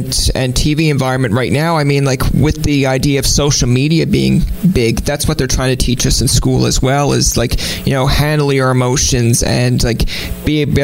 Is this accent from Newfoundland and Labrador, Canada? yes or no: yes; Newfoundland and Labrador, Canada; my ethnicity or being a Newfoundlander